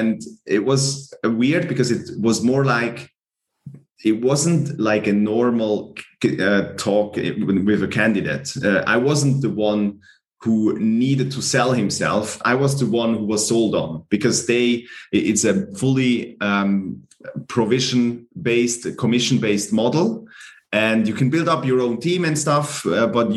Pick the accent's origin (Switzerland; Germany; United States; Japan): Switzerland; Glarus; moved away as an adult; also born or lived in Fribourg; I studied in Fribourg and I'm from Glarus.